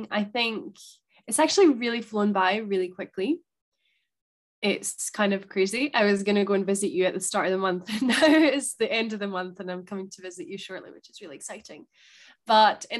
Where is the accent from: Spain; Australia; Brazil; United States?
Spain; now in Scotland, United Kingdom; thinking about Spain and growing up